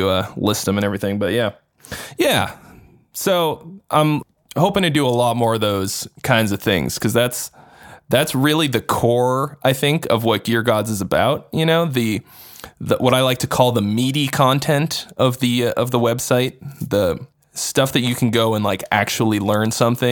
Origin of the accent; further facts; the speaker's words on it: Arlington, Massachusetts, United States; moved away as an adult; also born or lived in California; I'm from the Boston area originally. And so it was you know, I lived at home and I commuted in, I'm from Arlington, which is like a suburb.